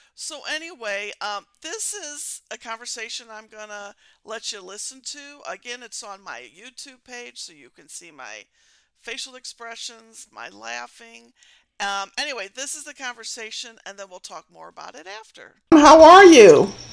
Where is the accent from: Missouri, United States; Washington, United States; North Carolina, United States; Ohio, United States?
Missouri, United States; I'm from uh, Pluto, Missouri, okay. in the United States